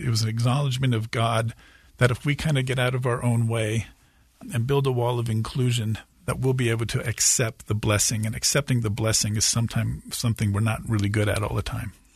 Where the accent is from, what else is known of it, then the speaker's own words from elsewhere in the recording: California, United States; I'm from California and certainly spent most of my life on the West Coast